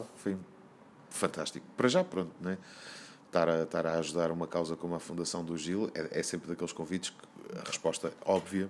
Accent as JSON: {"language": "Portuguese", "region": "Azores", "country": "Portugal", "tie": "born or raised there", "said": "sobre os Açores, sobre a minha terra"}